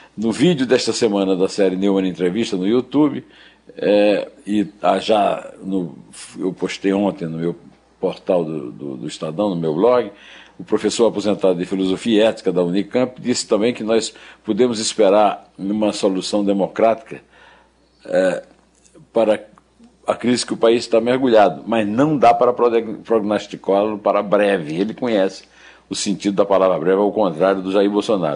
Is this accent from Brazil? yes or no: yes; Sertão, Brazil; eu passei minha infância ouvindo a minha mãe dizer na calçada da nossa casa no sertão